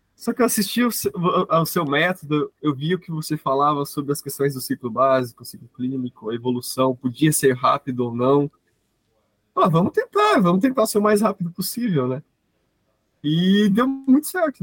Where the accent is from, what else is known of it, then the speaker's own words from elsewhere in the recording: Paraná, Brazil; sou aqui do Paraná, tenho 23 anos